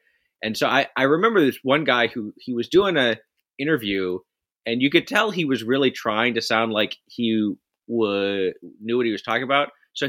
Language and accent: English; Texas, United States; I'm from Texas, but I don't have the Texas twang or anything like that.